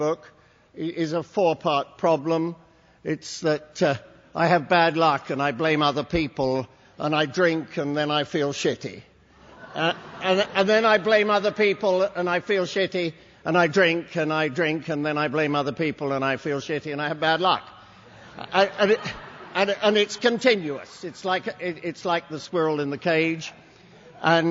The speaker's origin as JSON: {"language": "English", "region": "England", "country": "United Kingdom", "tie": "born or raised there", "moved": "yes", "lives_now": "United States", "said": "English by birth"}